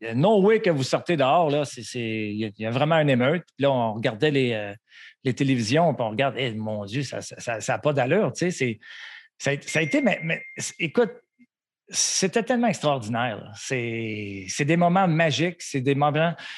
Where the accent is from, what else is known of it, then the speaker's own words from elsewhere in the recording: Montreal, Quebec, Canada; un petit Québécois, un petit... j'ai grandi à Montréal